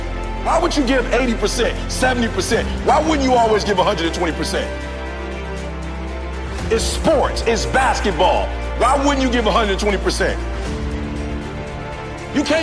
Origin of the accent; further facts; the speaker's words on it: Chicago, Illinois, United States; I'm from Chicago, South Side